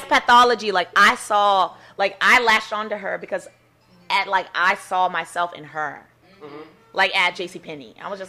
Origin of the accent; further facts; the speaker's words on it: Seattle, Washington, United States; moved away; I'm from Seattle